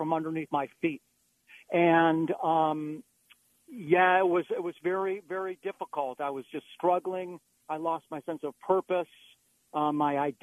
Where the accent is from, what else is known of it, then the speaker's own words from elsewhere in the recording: Beachwood, Ohio, United States; I grew up in an eastern suburb of Cleveland called Beechwood, Ohio